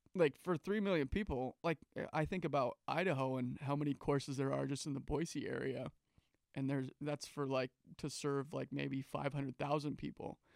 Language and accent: English; Calgary, Alberta, Canada; now in United States; Calgary, Alberta, where I grew up